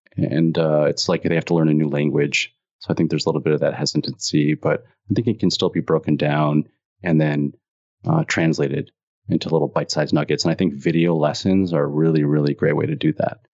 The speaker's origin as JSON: {"language": "English", "region": "Illinois", "country": "United States", "tie": "born or raised there", "said": "I grew up in Illinois, so it was cold"}